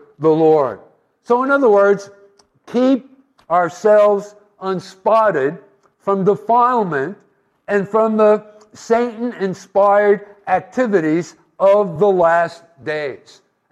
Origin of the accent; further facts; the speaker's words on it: East Coast, United States; moved away as an adult; also born or lived in Anchorage, Alaska; I was from the East Coast